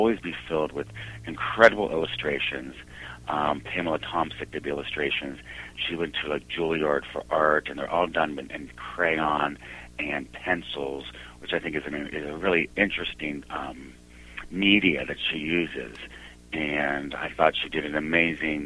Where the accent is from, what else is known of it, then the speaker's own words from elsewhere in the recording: Sparta, Peloponnese, Greece; we are from Sparta, Greece